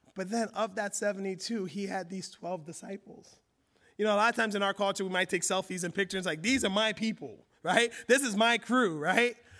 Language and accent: English; United States; me growing up in America